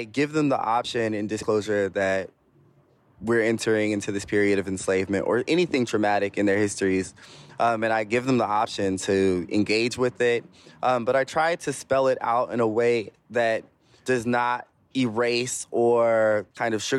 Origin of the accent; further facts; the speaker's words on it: Bay Area, California, United States; also born or lived in Alabama / Sacramento, California; I was raised here in the Bay Area, and when youth in my family hit like double digits and start kind of getting smart mouths, we get sent to Alabama